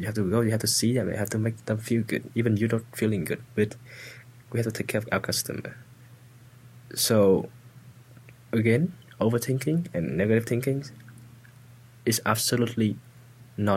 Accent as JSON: {"language": "English", "country": "Vietnam", "tie": "born or raised there", "second_language": "English", "moved": "as an adult", "said": "I'm from a small village, very small village"}